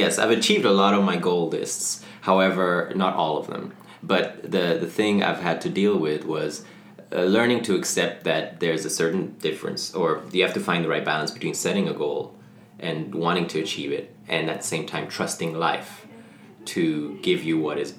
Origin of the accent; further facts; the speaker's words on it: Ethiopia; moved away as an adult; also born or lived in Sahara; I was born in Africa. My mom's from Mauritania, which is in West Africa. My dad is Dutch. And they met in the Sahara Desert, and I was born there. And then when I was two, we moved to Ethiopia on the other side of Africa. And I grew up there till I was 18.